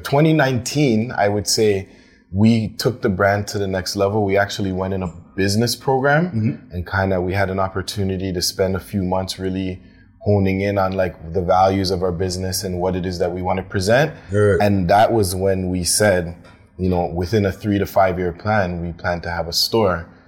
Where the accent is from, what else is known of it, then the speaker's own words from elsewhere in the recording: Toronto, Ontario, Canada; I'm from Toronto